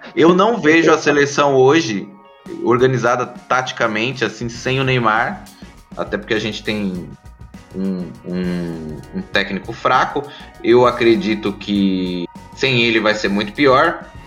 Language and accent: Portuguese; Brazil; a gente é brasileiro